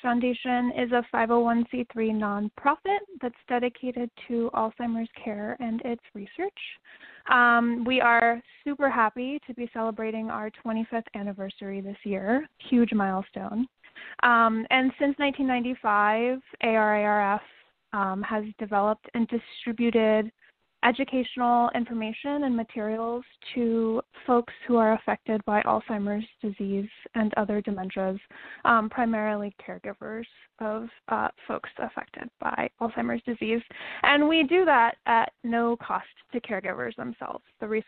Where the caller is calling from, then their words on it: New York City, New York, United States; I'm calling in from New York City.